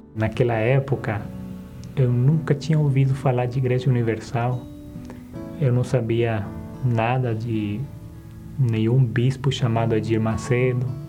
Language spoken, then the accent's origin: Portuguese; Bolivia; eu sou de uma cidade do interior da, da Bolívia, uma cidade bem pequena, de 40 mil habitantes